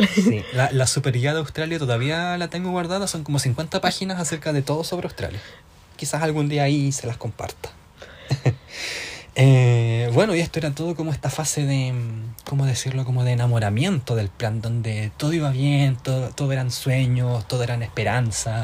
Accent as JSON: {"language": "Spanish", "town": "Tomé", "region": "Biobío", "country": "Chile", "moved": "yes", "lives_now": "Ireland", "said": "soy de Concepción, en el sur de Chile. En realidad soy de Tomé, que queda al ladito de Concepción. Y actualmente me encuentro viviendo en Irlanda."}